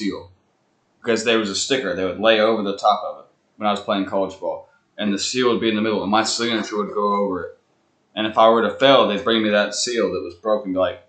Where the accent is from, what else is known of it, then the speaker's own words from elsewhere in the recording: Huntsville, Alabama, United States; we're from Huntsville, Alabama.